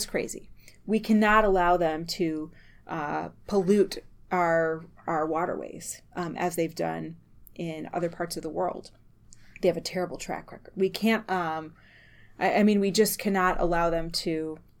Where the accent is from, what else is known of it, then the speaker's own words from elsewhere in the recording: Medford, Wisconsin, United States; also born or lived in Marshfield, Wisconsin / Madison, Wisconsin; I was born in Marshfield, grew up in Medford, which is in Taylor County, north of Highway 29. And then later my family moved to Madison.